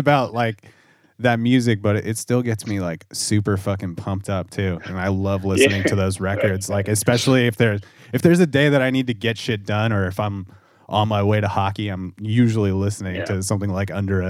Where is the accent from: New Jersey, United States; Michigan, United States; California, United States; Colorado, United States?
California, United States; Southern; It's funny growing up in Southern California.